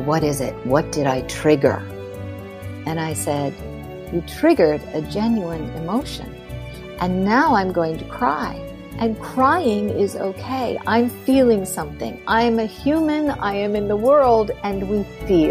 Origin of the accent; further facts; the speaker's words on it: Pittsburgh, Pennsylvania, United States; moved away; I'm from Pittsburgh